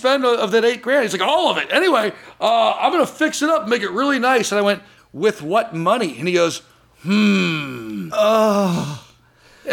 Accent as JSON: {"language": "English", "area": "Orange County", "region": "California", "country": "United States", "tie": "born or raised there", "said": "where I grew up in Orange County."}